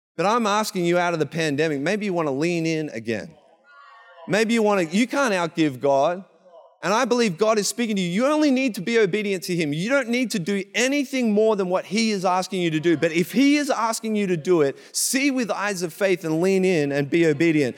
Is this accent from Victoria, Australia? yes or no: yes; Traralgon, Victoria, Australia; accent: Australian; moved away as an adult; now in Canada; we come from Gippsland, I come from a town called Terrelgan.